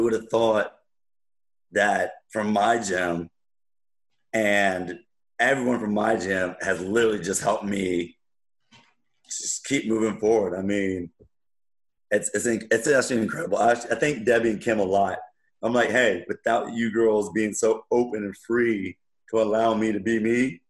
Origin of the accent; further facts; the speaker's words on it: Wichita, Kansas, United States; So I was born in Wichita, Kansas, and here's a funny story.